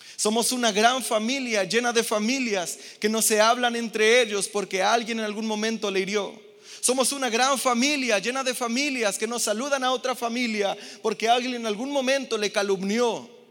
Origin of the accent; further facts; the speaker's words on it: Mexico; Yo que vengo de Infonavit Casas Chicas